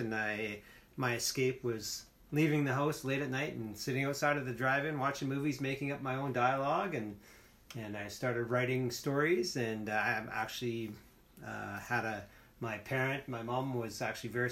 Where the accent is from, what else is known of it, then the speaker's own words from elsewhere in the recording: Alberta, Canada; moved away; also born or lived in British Columbia; I was born and raised, I was born in Alberta. And, okay. But I lived in BC for a long time